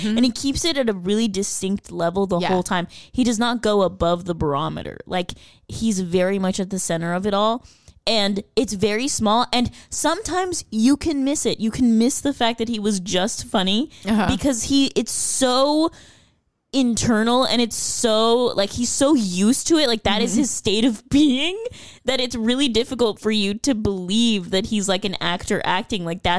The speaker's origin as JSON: {"language": "English", "country": "New Zealand", "said": "If it satisfies me as a Kiwi."}